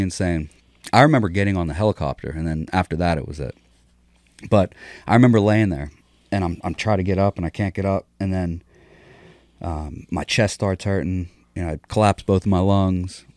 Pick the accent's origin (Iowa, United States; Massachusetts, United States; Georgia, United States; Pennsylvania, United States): Pennsylvania, United States; Pittsburgh; also born or lived in Philadelphia; I was born in Philadelphia, just outside of Philadelphia, moved to Pittsburgh, just outside of Pittsburgh in the country when I was, like, six. And then from six to fourteen, you know, I lived with my parents.